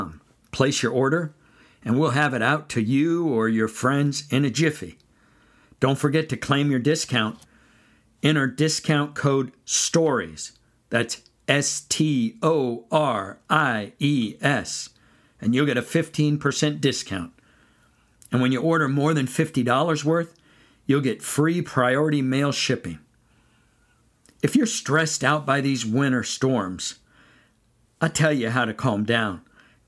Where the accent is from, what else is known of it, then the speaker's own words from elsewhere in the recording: San Joaquin Valley, California, United States; now in North Carolina, United States; I grew up in California, in the San Joaquin Valley, on a dairy